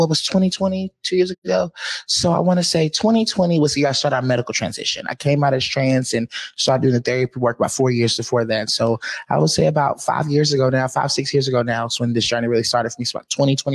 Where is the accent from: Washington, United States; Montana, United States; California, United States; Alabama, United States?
Alabama, United States; Montgomery; moved away as an adult; now in Seattle, United States; I'm from Montgomery, Alabama. My mama's house is in a town called Wetumpka.